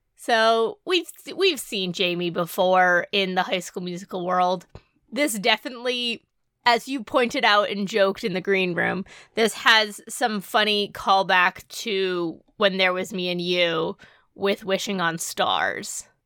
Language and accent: English; New England, United States; we're from New England